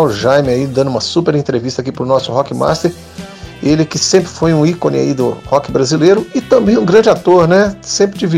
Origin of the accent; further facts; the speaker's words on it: São Paulo, Brazil; also born or lived in Goiânia / Brasília; now in Rio de Janeiro, Brazil; Bom, eu nasci em Goiânia, fui criado em São Paulo, morei um pouco em Brasília, voltei para Goiânia na adolescência, depois fui para Brasília, daí vim para o Rio